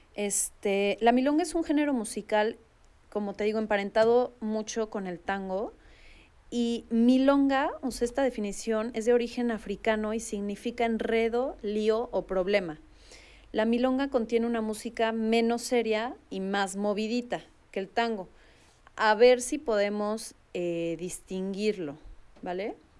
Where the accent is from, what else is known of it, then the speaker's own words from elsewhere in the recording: Mexico; hay varias cosas que podemos no llegar a entender, por lo menos como mexicanos